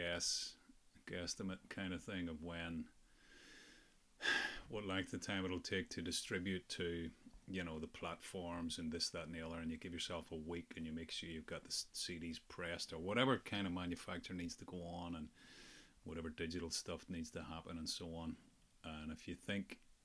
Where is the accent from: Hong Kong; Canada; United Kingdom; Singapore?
United Kingdom; Ulster, Northern Ireland; accent: Ulster (implied)